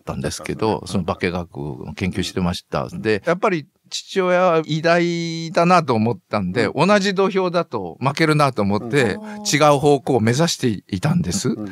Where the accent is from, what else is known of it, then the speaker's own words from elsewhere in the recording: Nagaoka, Niigata, Japan; moved away as an adult; also born or lived in Toyama, Toyama / Shizuoka / Osaka; now in Tottori, Japan; 私の出身の長岡高校